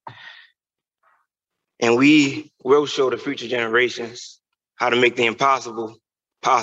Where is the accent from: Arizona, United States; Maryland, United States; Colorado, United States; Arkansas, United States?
Maryland, United States; Baltimore; We have lived through so much just growing up in West Baltimore.